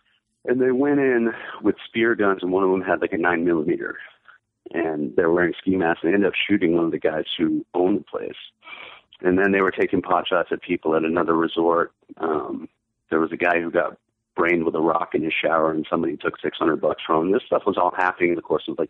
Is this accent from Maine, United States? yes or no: yes; Maine, United States; I figured I would just stick it out here this year and actually, you know, earn my bona fides as a Mainer, as a native born Mainer.